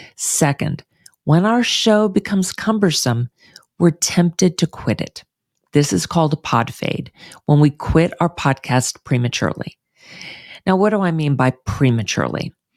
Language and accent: English; Houston, Texas, United States; moved away; moving back to my hometown of Houston